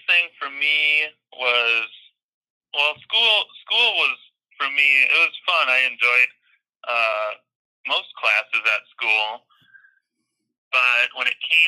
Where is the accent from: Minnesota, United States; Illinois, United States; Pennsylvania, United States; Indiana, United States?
Minnesota, United States; now in Los Angeles, United States; I grew up in Minnesota